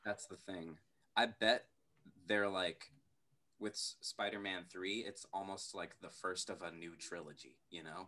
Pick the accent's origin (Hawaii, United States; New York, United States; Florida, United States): New York, United States; New York City; we're all from New York City